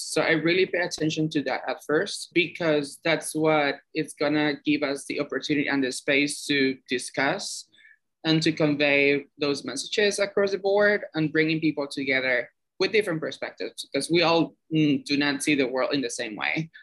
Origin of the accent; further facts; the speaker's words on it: Cuba; moved away as an adult; now in New York, United States; I'm from Cuba originally. I moved here seven years ago to the U.S.